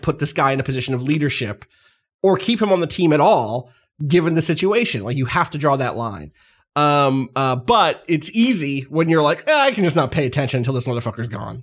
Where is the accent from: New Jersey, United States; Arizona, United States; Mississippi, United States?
New Jersey, United States; I was from South Jersey